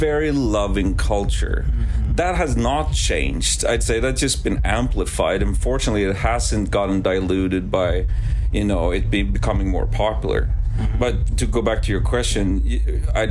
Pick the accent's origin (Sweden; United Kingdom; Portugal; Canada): Sweden; English is a second language; moved away; also born or lived in Arizona; I grew up in a little fishing village in Sweden